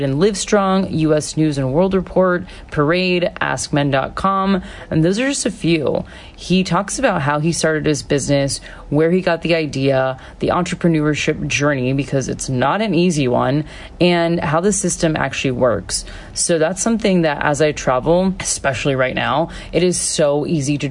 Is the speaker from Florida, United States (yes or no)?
yes; Florida, United States; now in Australia; I'm from Florida. So I grew up in the States as well.